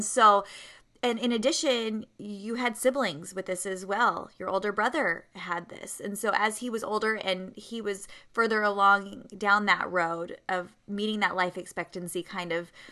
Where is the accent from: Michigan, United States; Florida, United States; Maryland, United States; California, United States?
California, United States; Poway; We grew up in the same community.